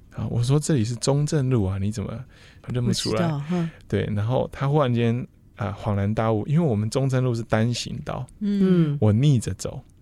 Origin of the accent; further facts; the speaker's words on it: Miaoli County, Taiwan; 虽然我们在这边出生，是、uh huh. 又在这边长大，然后返乡也做了一些事情